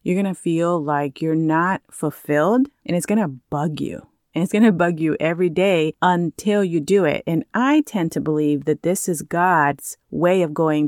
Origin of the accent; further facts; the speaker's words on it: California, United States; moved away as an adult; now in Maui, United States; I grew up in California and literally lived just within the cities next to each other every time I moved